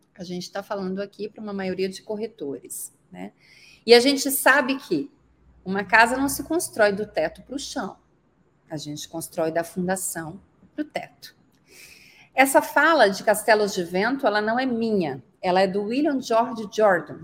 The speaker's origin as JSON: {"language": "Portuguese", "town": "Muriaé", "region": "Minas Gerais", "country": "Brazil", "tie": "born or raised there", "also_born_or_lived": "Barão do Monte Alto, Minas Gerais / Juiz de Fora, Minas Gerais", "moved": "as an adult", "lives_now": "Brusque, Brazil", "said": "Eu nasci numa cidade do interior de Minas Gerais, Muriaé"}